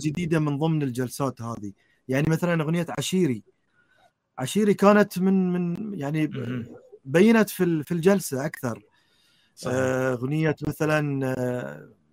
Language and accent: Arabic; Bahrain; في بلدي البحرين